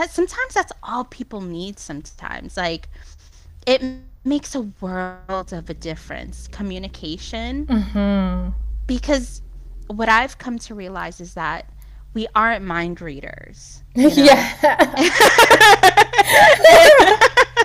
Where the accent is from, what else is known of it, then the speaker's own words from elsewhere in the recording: Jersey City, New Jersey, United States; moved away; I'm from New Jersey. I'm from Jersey City